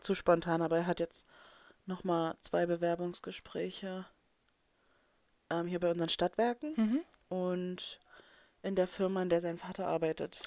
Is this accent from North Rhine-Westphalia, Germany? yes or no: yes; North Rhine-Westphalia, Germany; moved away; bei uns in NRW